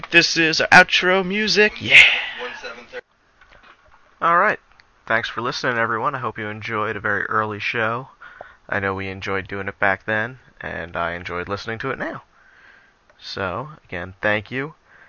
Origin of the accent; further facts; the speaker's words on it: Yonkers, New York, United States; Local boy, that's right. I was born in Yonkers myself.